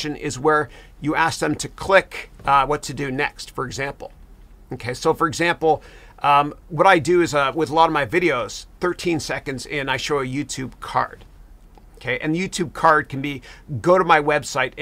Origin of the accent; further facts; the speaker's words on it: Canada; I'm Canadian.